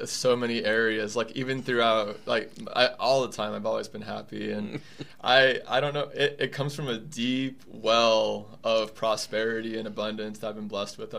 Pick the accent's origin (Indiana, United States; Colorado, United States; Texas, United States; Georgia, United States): Colorado, United States; Colorado Springs; also born or lived in San Jose, California; I'm from Colorado Springs.